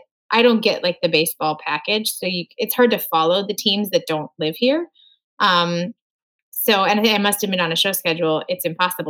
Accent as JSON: {"language": "English", "town": "Moorhead", "region": "Minnesota", "country": "United States", "tie": "born or raised there", "moved": "yes", "said": "my hometown of Moorhead, Minnesota"}